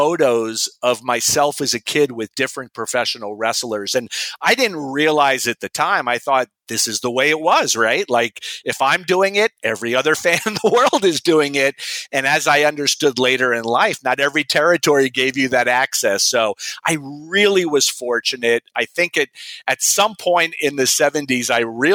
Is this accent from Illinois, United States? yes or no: no; Miami Beach, Florida, United States; I was born and raised in Miami Beach, Florida